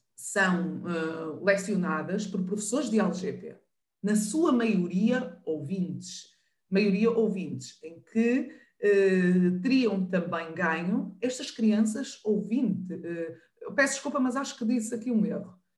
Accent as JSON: {"language": "Portuguese", "area": "the North", "region": "Northern Portugal", "country": "Portugal", "said": "Eu sou do Norte"}